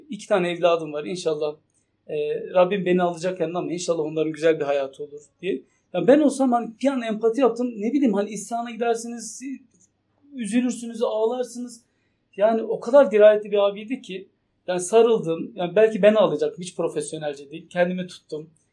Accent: Turkey; also born or lived in Şırnak / Konya; Türk olduğum için

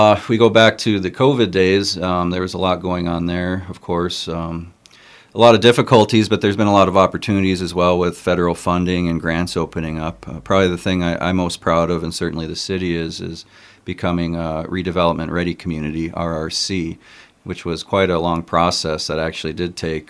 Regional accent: Hancock, Michigan, United States; moved away as an adult; also born or lived in Chicago / California; I was born here in Hancock, 1979, went to Hancock Public Schools, graduated in 1998.

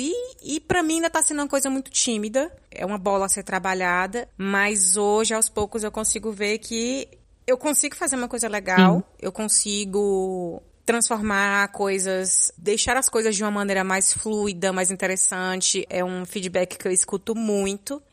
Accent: Ceará, Brazil; moved away as an adult; now in Netherlands; eu sou cearense, moro na Holanda há. vai fazer quatro anos ano que vem

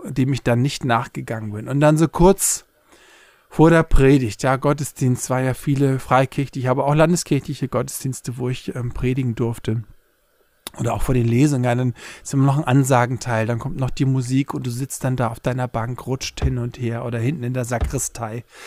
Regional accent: Hamburg, Germany; now in Berlin, Germany; aufgewachsen in Hamburg-Poppenbüttel

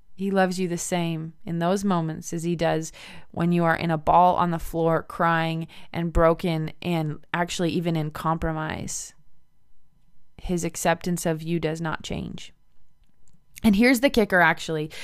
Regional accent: United States; moved away as an adult; now in Medicine Hat, Canada; I'm originally American

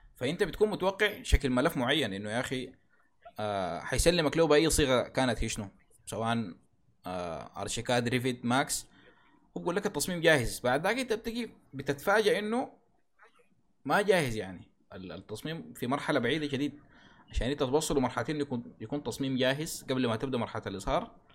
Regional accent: Sudan; عندنا في السودان

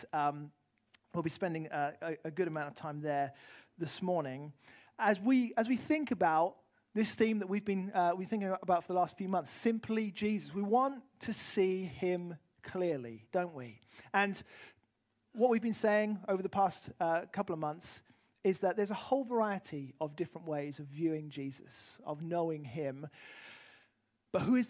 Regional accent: United Kingdom; moved away; also born or lived in Arizona; as a British man

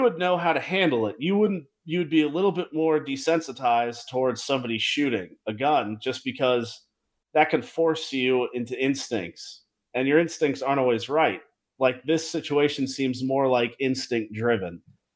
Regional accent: Tennessee, United States; I'm from Tennessee

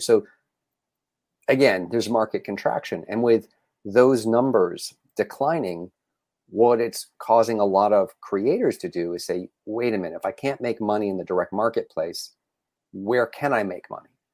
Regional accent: New England, United States; now in Los Angeles, United States; I grew up in New England, So, I'm a New England sports fan.

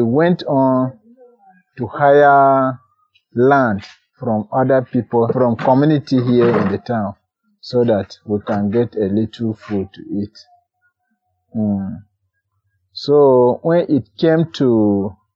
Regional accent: Keana, Nasarawa, Nigeria; I am from Kiana local government of Nasarawa State

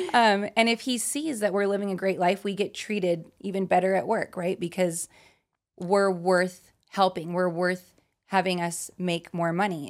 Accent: Utah, United States; now in Las Vegas, United States; I'm from Utah, out here in Vegas

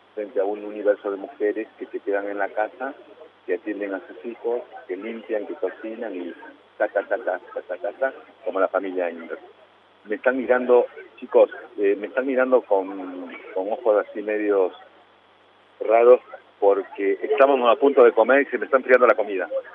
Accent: Cusco, Peru; also born or lived in La Plata, Argentina; now in Argentina; yo nací en La Plata y me crié en Cusco, en Perú. A los tres años estaba viviendo en Cusco.

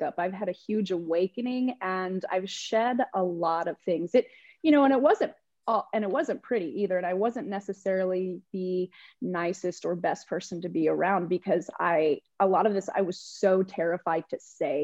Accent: New Mexico, United States; moved away as an adult; now in Austin, United States; I grew up in New Mexico, so there was a certain way of how things went and operated, and I was surrounded by family

